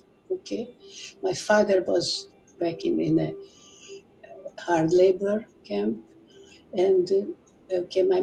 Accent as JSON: {"language": "English", "region": "Budapest", "country": "Hungary", "tie": "born or raised there", "said": "I was born in Budapest in 1932. I really had no problem growing up"}